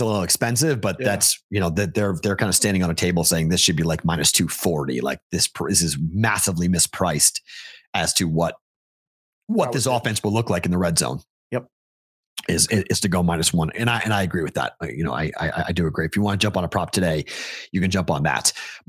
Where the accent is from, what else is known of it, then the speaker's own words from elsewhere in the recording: Boston, Massachusetts, United States; I'm from that. I am from Boston. Yes, I am a Bostonian.